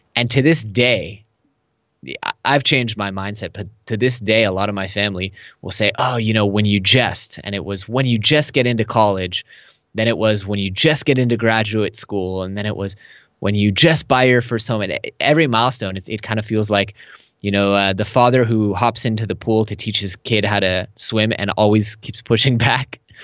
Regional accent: Silicon Valley, California, United States; moved away as an adult; now in Tel Aviv, Israel; I am originally from Silicon Valley. I lived there till I was twenty-four

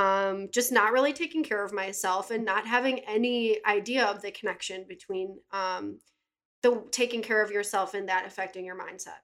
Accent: Buffalo, New York, United States; moved away as an adult; also born or lived in California; I'm from Buffalo. I went to Williamsville South

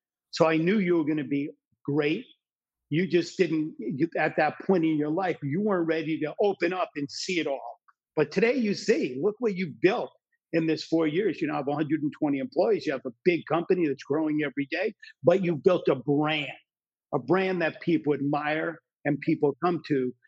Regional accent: New Jersey, United States; When I grew up in New Jersey, and I grew up in an area where my friends' parents and my parents' friends hated what they did for a living

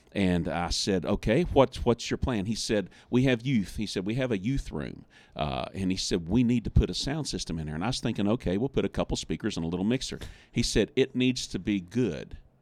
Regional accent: West Virginia, United States; I'm from West Virginia

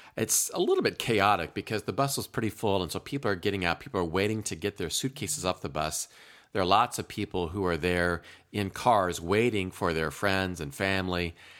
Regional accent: Eldora, Iowa, United States; moved away; my family made our annual August trip back to my home state of Iowa.

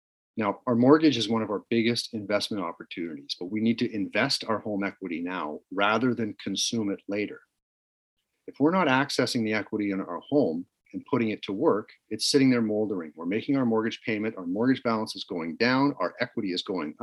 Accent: Canada

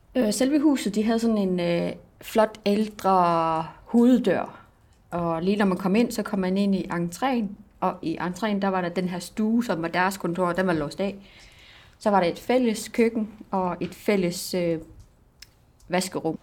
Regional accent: Greenland; also born or lived in Southern Jutland; now in Denmark; jeg er fra Grønland

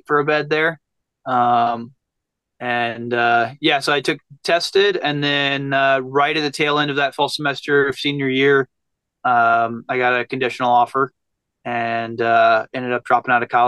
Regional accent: Abingdon, Virginia, United States; moved away as an adult; now in Las Vegas, United States; I grew up on a small town on the Virginia, West Virginia border, kind of between, but the closest town was like Abingdon, Virginia

